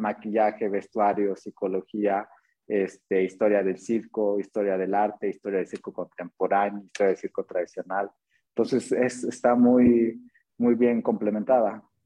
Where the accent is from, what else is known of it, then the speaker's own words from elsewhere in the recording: Atlixco, Puebla, Mexico; yo soy de Atlisco, Atlisco Puebla